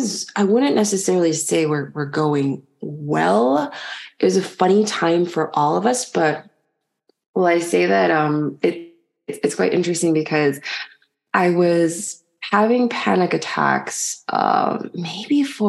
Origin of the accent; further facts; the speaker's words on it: Chicago, Illinois, United States; moved away as an adult; also born or lived in London / Paris / Nigeria; now in French Polynesia; I was born in Chicago